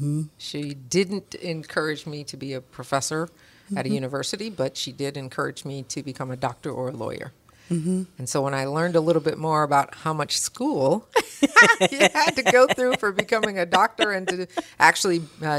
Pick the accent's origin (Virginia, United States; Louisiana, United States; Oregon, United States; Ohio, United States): Ohio, United States; Toledo; So started at a young age. So I grew up here in Toledo.